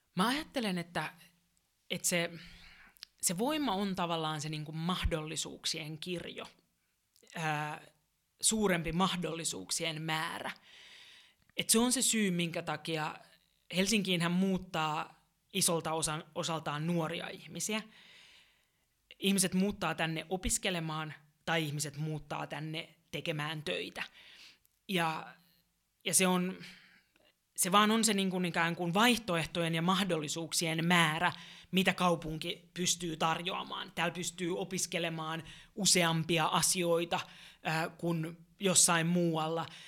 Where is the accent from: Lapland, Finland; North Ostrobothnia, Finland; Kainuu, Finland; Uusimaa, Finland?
Uusimaa, Finland; Helsinki; olen kotosin täältä, tämä on mulle rakas kaupunki